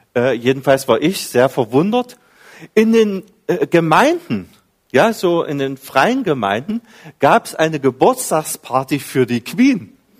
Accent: Dessau, Saxony-Anhalt, Germany; moved away as an adult; also born or lived in Carinthia, Austria; now in Villach, Austria; ich bin ein Ossi, äh, Ostdeutschland, ganz in der Nähe von der Lutherstadt Wittenberg, 20 Kilometer davon, da liegt die Stadt Dessau

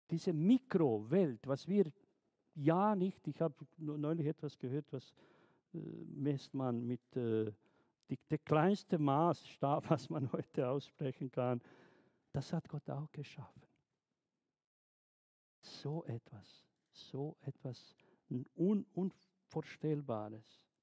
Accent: Bosnia & Herzegovina; German is a second language; Ich erinnere mich ganz gut in den 90er Jahren, wo der Krieg in, in Jugoslawien, in Bosnien, dort in meiner Heimat herrschte.

